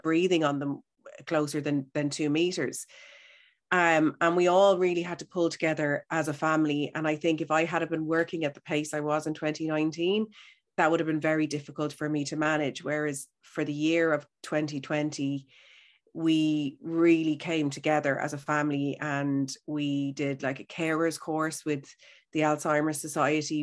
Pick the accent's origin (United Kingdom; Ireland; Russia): Ireland; Howth, Leinster; I'm from Howth, so I'm beside the sea